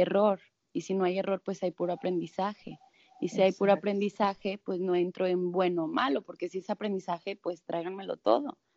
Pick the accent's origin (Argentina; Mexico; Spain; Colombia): Mexico; Monterrey, Nuevo León; yo soy de Monterrey